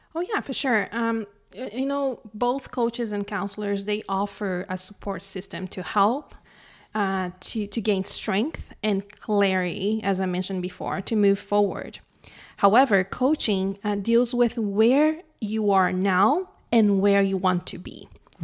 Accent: Brazil; moved away as an adult; now in Canada; I was born and raised in Brazil. I moved to Canada when I was twenty-eight in two thousand ten

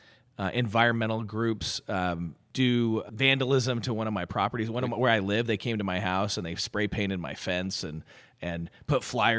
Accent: California, United States; now in Atlanta, United States; But for a Californian, 108 acres is infinity.

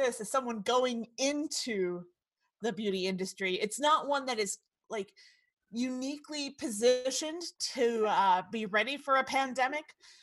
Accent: Florida, United States; We are already from Florida

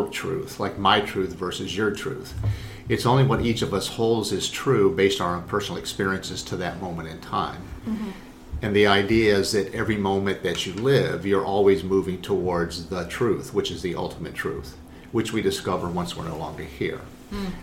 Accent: Northern Virginia, United States; also born or lived in Buffalo, New York / Rockville, Maryland / Richmond, Virginia; most of my life has been in Northern Virginia. It is the most influential point of my life in terms of growing up, going through middle school, high school

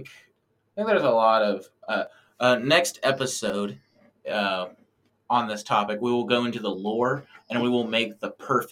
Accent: Alabama, United States; I'm being from Alabama. I'm used to only like really seeing crows. We don't really have ravens here.

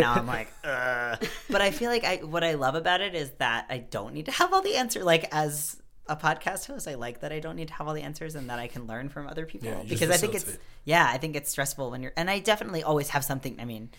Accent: New York, United States; moved away as an adult; now in Quebec, Canada; I grew up in New York. Oh, nice. Okay. Yeah, just outside of New York City. But then I lived in New York City for the past, like, 4 or 5 years.

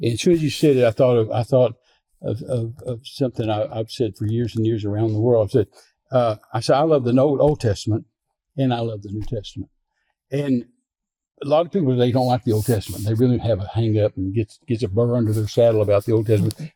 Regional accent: Midland, Texas, United States; I was raised in Midland, Texas

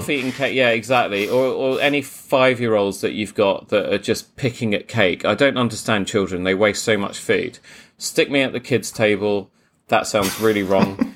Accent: Croydon, London, United Kingdom; I am from Croydon, so we do say espresso

